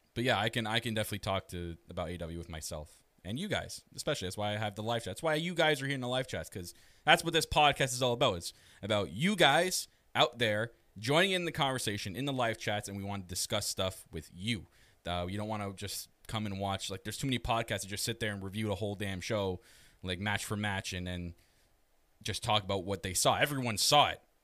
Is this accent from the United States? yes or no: no; Canada; I am your Canadian prince